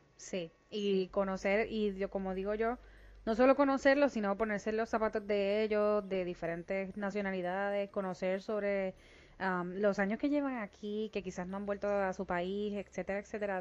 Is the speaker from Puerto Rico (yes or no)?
yes; Puerto Rico; moved away; nosotros los puertorriqueños, aunque seamos ciudadanos americanos, somos extranjeros